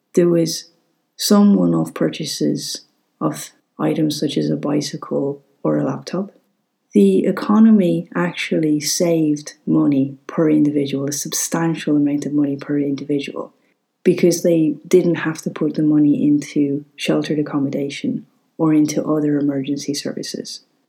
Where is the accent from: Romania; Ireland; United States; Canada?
Ireland